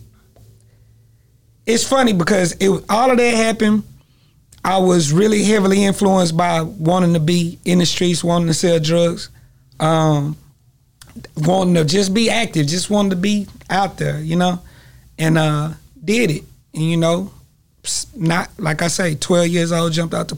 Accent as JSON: {"language": "English", "town": "Longview", "region": "Texas", "country": "United States", "tie": "born or raised there", "also_born_or_lived": "Long Beach, California", "said": "I'm from Longview, Texas."}